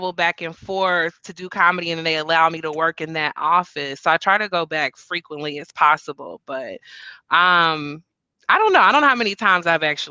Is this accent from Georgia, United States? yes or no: no; Kansas City, Missouri, United States; also born or lived in Houston; I was born in Kansas City, raised in Kansas City, lived in Houston